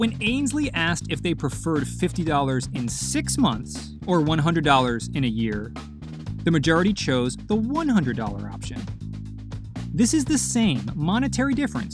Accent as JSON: {"language": "English", "town": "Providence", "region": "Rhode Island", "country": "United States", "tie": "born or raised there", "said": "my hometown of Providence, Rhode Island"}